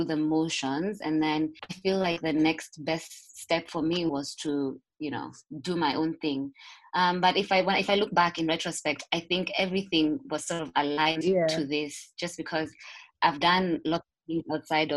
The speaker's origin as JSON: {"language": "English", "region": "Nairobi", "country": "Kenya", "tie": "born or raised there", "said": "So I was born in Nairobi and I've grown up in Nairobi"}